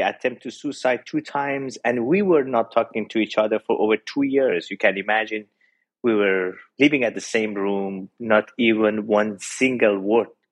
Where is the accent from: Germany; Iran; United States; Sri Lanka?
Iran; I was born and raised in Iran